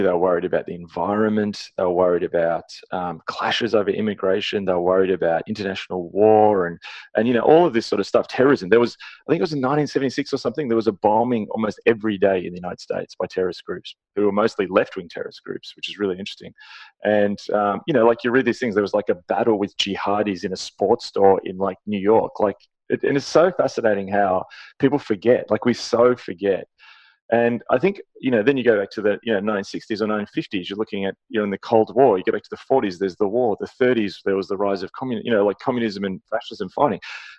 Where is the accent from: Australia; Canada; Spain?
Canada